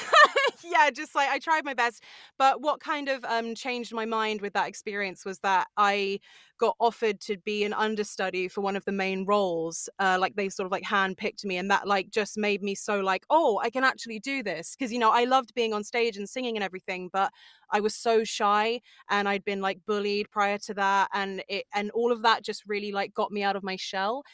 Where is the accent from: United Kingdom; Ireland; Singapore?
United Kingdom; Sussex, South East England; I'm from Sussex, yeah, so it's like South England